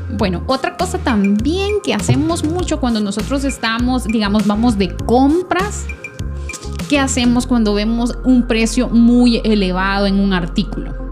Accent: El Salvador; nosotros que somos salvadoreños

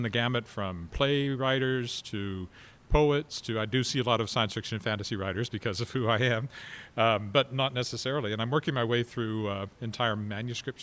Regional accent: Weyburn, Saskatchewan, Canada; now in Regina, Canada; I never had something like that growing up in Weyburn

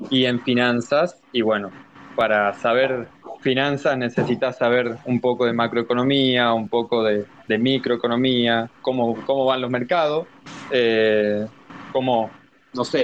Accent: Argentina; soy de Argentina

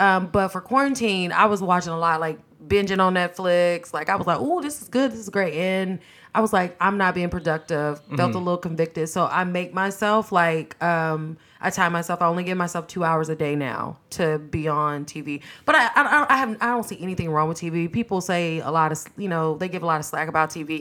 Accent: Texarkana, Texas, United States; I went to A&M in my hometown, which is Texarkana.

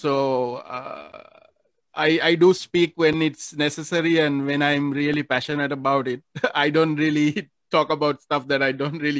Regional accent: Sri Lanka; now in Philippines; I don't feel like I'm a Sri Lankan here anymore. I feel like I'm actually a Filipino

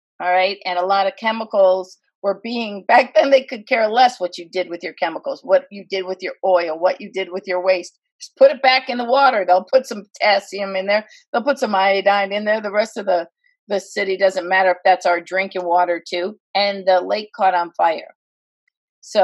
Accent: Northeast Ohio, United States; moved away as an adult; now in Northwest Pennsylvania, United States; I live in Northwest Pennsylvania. I grew up in Northeast Ohio.

